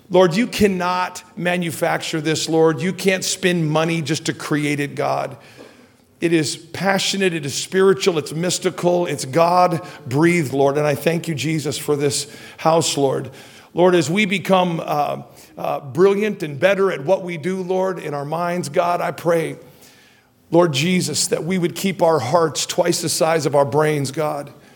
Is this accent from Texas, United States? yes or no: no; Redding, California, United States; one of my friends back in my hometown named Bobby Johnson